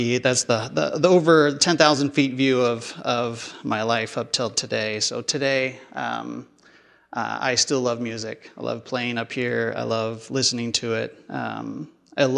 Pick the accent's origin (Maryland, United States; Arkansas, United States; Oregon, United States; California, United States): Oregon, United States; Portland; I grew up in North Portland until middle school. Then middle school, we moved out here to Southeast Portland area.